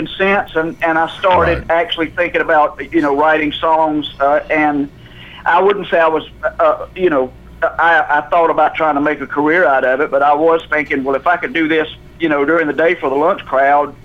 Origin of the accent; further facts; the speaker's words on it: Jackson, Mississippi, United States; moved away as an adult; now in Nashville, United States; I grew up in Jackson, Mississippi.